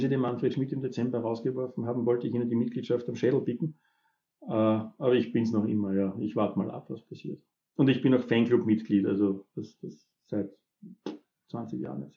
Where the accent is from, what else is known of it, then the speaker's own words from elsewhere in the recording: Upper Austria, Austria; ich bin ja Oberösterreicher